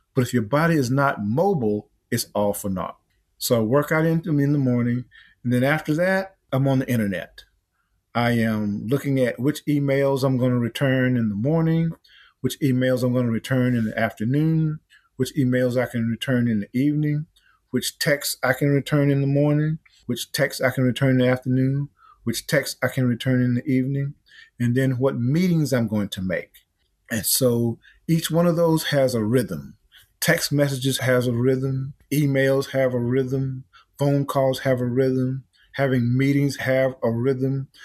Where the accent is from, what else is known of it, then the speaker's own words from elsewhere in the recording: Easton, South Carolina, United States; now in Atlanta, United States; I grew up over in Easton, South Carolina